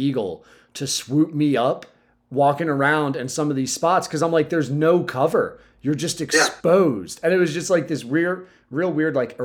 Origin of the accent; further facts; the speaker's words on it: Southern Delaware, United States; I'm just from Southern Delaware